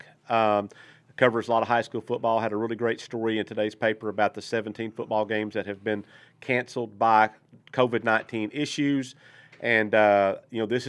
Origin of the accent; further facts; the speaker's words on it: Malakoff, Texas, United States; now in Arkansas, United States; my little tiny little hometown team in Texas